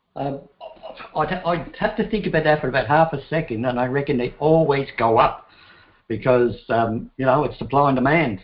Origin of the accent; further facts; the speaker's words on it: Ireland; moved away; i come from Ireland, had enough of it there